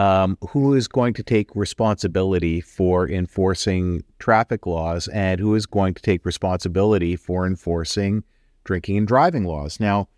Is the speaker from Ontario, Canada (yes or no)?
no; Richmond, British Columbia, Canada; I'm originally from Richmond.